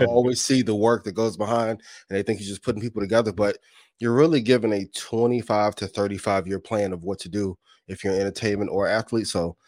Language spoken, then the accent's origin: English; East Chicago, Indiana, United States; born or raised there